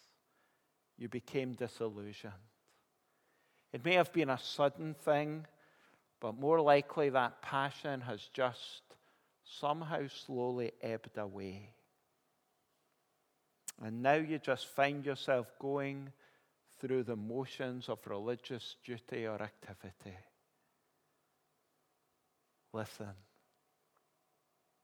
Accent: Kilmarnock, Scotland, United Kingdom; I grew up in Kilmarnock

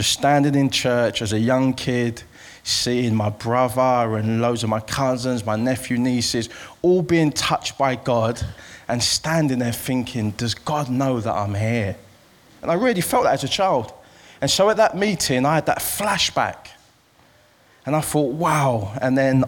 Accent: London, United Kingdom; I'm from East London, as you can hear from this accent. I grew up in the East End of London

